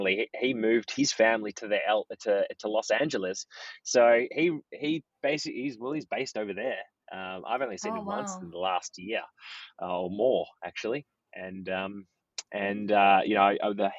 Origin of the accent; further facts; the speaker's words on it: Melbourne, Victoria, Australia; moved away as an adult; now in New York City, United States; I'm from Melbourne